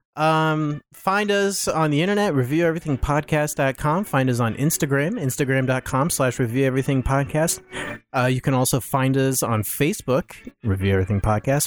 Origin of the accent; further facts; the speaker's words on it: Wapakoneta, Ohio, United States; Neil Armstrong is my hometown hero